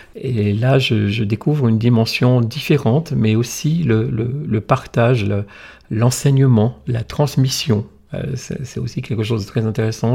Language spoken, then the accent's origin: French; the Nord, Hauts-de-France, France; moved away; also born or lived in Monaco; je suis originaire du Nord, mais pas de ce grand Nord-là de, Dunkerque